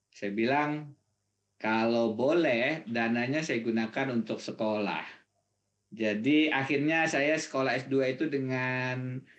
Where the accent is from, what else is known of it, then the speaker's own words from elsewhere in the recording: Banjarbaru, South Kalimantan, Indonesia; also born or lived in Pulau Laut; sampai lulus SMA saya di Banjarbaru Kalimantan Selatan. Jadi memang eh, masa kecil saya di Pulau Laut saat itu yang yang menjadi primadona kayu.